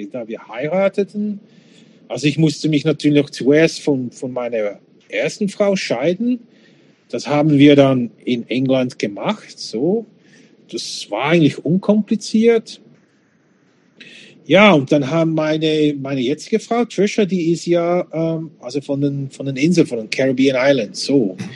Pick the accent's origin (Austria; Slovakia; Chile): Slovakia; born there; ich bin in der Slowakei geboren, bin Bürger und so weiter.